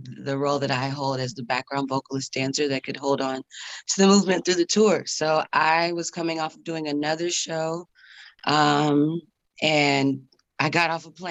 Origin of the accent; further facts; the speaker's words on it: Atlanta, Georgia, United States; I joined in Atlanta, my hometown.